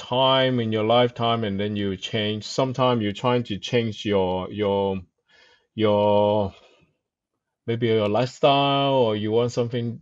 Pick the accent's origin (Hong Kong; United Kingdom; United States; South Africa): Hong Kong; moved away; I come from Hong Kong and then I start on newspaper